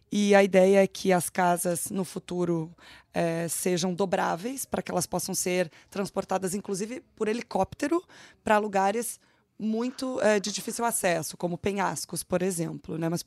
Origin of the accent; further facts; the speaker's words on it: São Paulo, Brazil; É, eu sou paulista